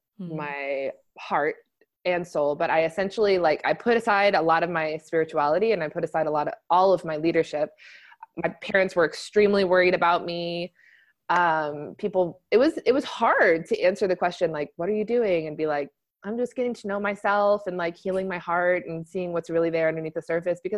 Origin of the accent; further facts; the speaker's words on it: Texas, United States; moved away as an adult; now in California, United States; I grew up in Texas